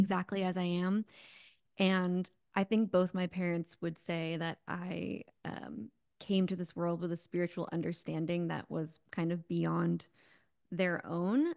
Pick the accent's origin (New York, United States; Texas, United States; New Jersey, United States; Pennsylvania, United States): New York, United States; Connecticut, suburbs of; moved away as an adult; also born or lived in California; now in Phoenix, United States; I'm actually from New York. I was born in New York City, grew up in a little bit of the suburbs of New York, and then in Connecticut